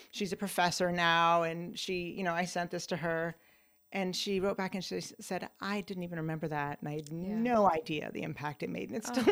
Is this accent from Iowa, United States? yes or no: no; Ithaca, New York, United States; moved away; my hometown of Ithaca, New York